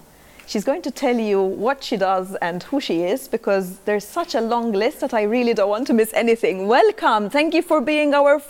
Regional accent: Malta; moved away as an adult; now in Spain; I recently moved to Spain. I'm from Malta.

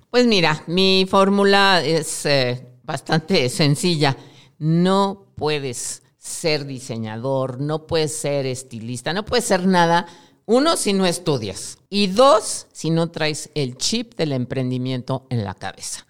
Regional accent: Mexico

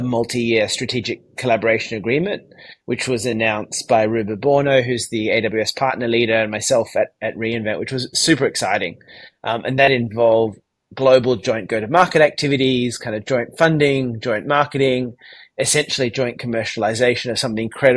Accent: Sydney, New South Wales, Australia; accent: Australian; From my accent, you can probably tell I am based in Sydney, Australia

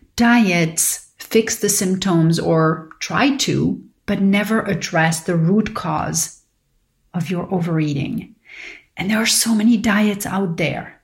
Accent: Paris, Île-de-France, France; moved away; growing up in Paris with my father who was diabetic.

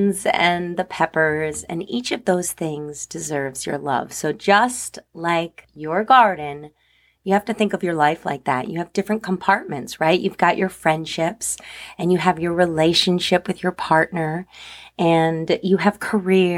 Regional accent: New Jersey, United States; I grew up in New Jersey

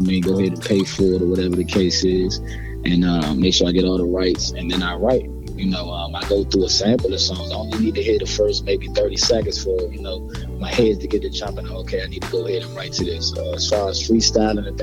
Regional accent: Maryland, United States; I'm from Maryland. Definitely DMV, DC, Maryland, Virginia

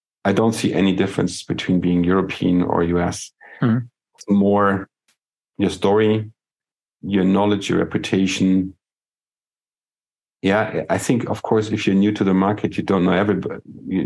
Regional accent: Germany

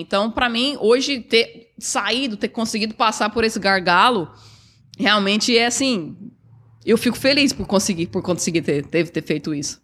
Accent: Goiânia, Goiás, Brazil; now in Toronto, Canada; Sou de Goiás, sou de Goiânia. E sempre eu fui criada, na verdade, numa cidade pequena, e era próxima à fazenda que meu avô tinha

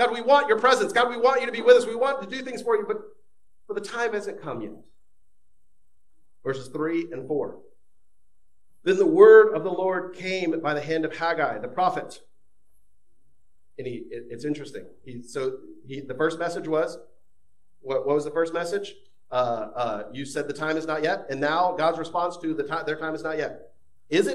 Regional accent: Florida, United States; moved away; my home state of Florida

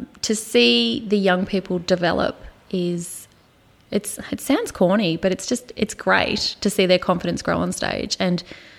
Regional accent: Queenstown, Tasmania, Australia; moved away as an adult; also born or lived in Hobart, Tasmania; now in Ballarat, Australia; I'm from Tasmania.

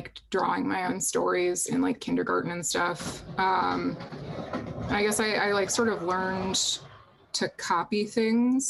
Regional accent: Boston, Massachusetts, United States; I'm actually from right outside of Boston. I was born in Boston, grew up like literally like 2 minutes from a Welcome to Boston sign

